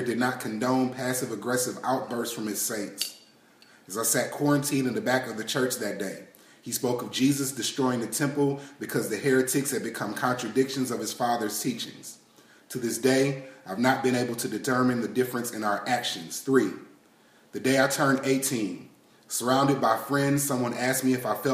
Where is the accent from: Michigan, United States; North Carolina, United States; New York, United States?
Michigan, United States; Detroit; now in Texas, United States; I'm originally from Detroit, Michigan